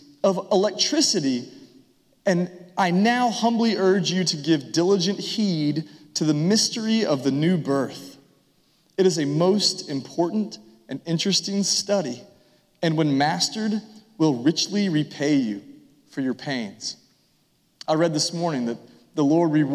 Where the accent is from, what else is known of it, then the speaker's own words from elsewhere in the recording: Franklin, United States; I was raised in Franklin. I attended Franklin High School.